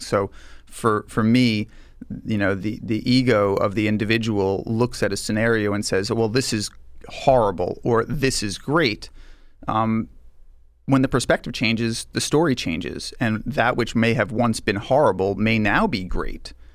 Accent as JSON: {"language": "English", "area": "Long Island", "region": "New York", "country": "United States", "tie": "born or raised there", "said": "I grew up here in New York. I grew up on Long Island."}